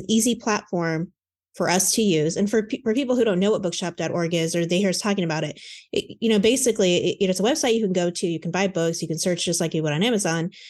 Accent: Lafayette, Indiana, United States; I was born in Lafayette

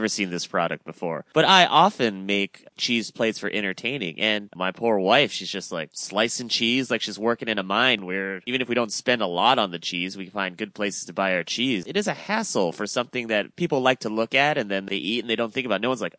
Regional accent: Guam; I grew up on Guam, so often I was shopping in military bases

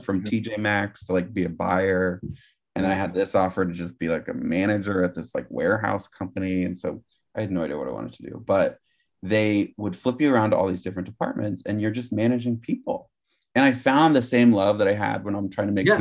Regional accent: Gilroy, California, United States; moved away; also born or lived in Morgan Hill, California; I was born in Gilroy, California

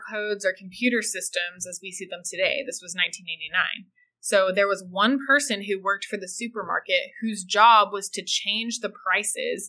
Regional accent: United States; to be from the USA

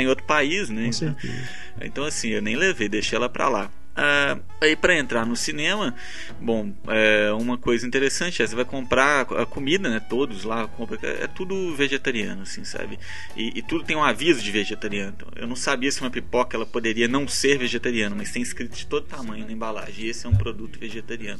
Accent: Brazil; also born or lived in India; As pessoas me perguntavam de onde você é, Brasil

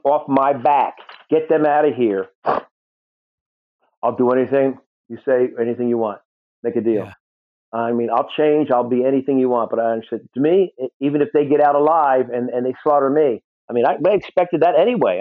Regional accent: New Jersey, United States; I was born in North Jersey

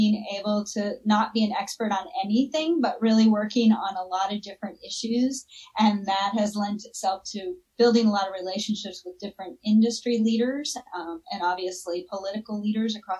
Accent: Florida Keys, United States; moved away as an adult; also born or lived in Tallahassee, Florida; now in Colorado, United States; I grew up in the Florida Keys

